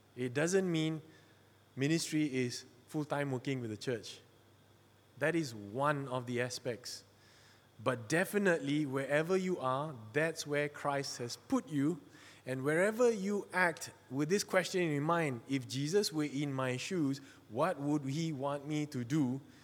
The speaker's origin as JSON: {"language": "English", "country": "Malaysia", "said": "I'm from Malaysia. I'm a Chinese from Malaysia"}